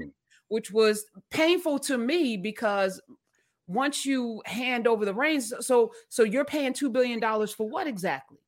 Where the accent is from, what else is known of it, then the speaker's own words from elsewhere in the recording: East Orange, New Jersey, United States; East Orange, my hometown